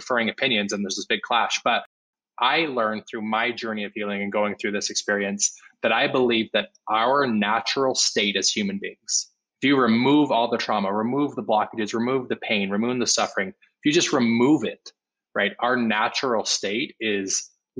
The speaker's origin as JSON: {"language": "English", "region": "Utah", "country": "United States", "tie": "born or raised there", "said": "I grew up Mormon in Utah in a very conservative white neighborhood"}